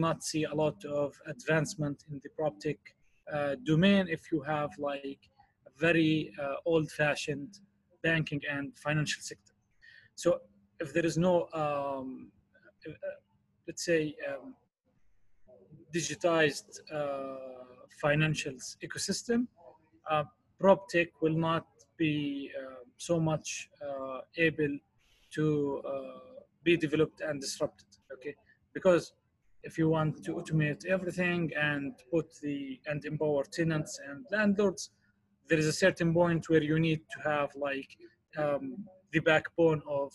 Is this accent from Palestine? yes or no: yes; Palestine; from my home country in Palestine